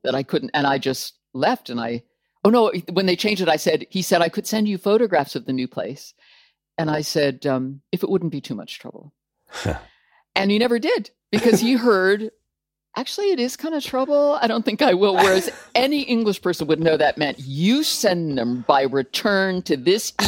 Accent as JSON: {"language": "English", "region": "California", "country": "United States", "also_born_or_lived": "Macedonia", "moved": "as an adult", "lives_now": "United Kingdom", "said": "I'm from California"}